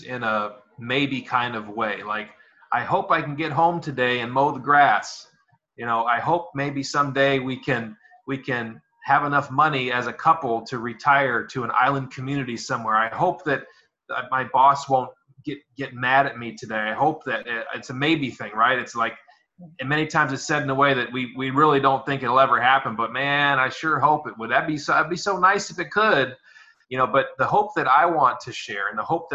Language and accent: English; United States; moved away as an adult; now in American Samoa; But I am from the United States originally